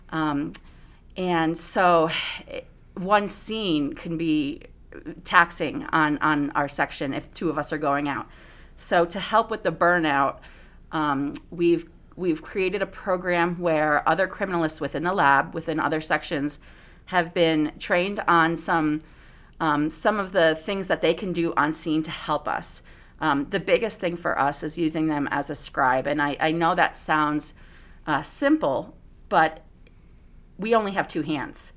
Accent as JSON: {"language": "English", "town": "Bethany", "region": "Connecticut", "country": "United States", "tie": "born or raised there", "also_born_or_lived": "Southern California", "moved": "yes", "said": "I was actually born in Connecticut in a small little farm town, uh, Bethany, right outside of New Haven, Connecticut"}